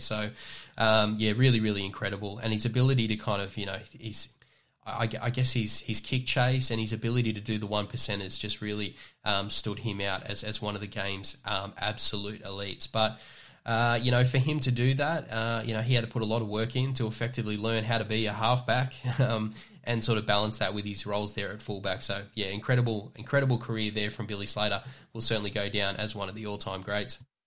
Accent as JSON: {"language": "English", "town": "Newcastle", "region": "New South Wales", "country": "Australia", "tie": "born or raised there", "said": "growing up in Newcastle, um, the Newcastle Knights being successful, it's hard to put into words."}